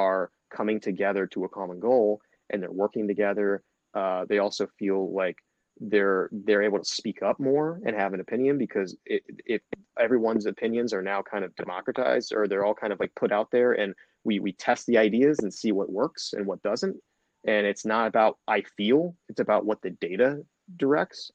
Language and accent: English; Dayton, Ohio, United States; I grew up in Dayton, Ohio. I'm still here in Dayton, Ohio